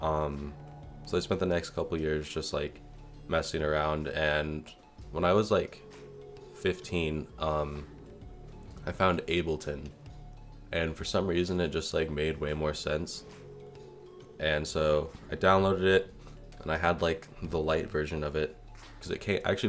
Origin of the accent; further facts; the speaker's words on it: Ashland, Oregon, United States; I'm from Ashland, Oregon, and I am a music producer.